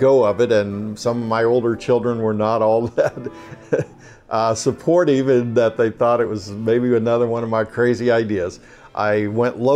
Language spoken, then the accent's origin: English; Southeast Kansas, United States; moved away as an adult; also born or lived in St. Louis area; now in Cincinnati, United States; I grew up in Southeast Kansas, went to college there, and became a teacher